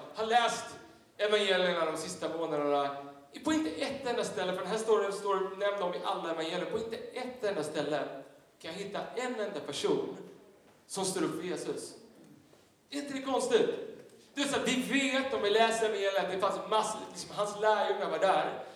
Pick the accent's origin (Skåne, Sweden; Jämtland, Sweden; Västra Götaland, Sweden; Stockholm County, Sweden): Stockholm County, Sweden; Tyresö; jag växte upp i en, i en pingstkyrka söder om, eh, Stockholm, i, i Tyresö pingstkyrka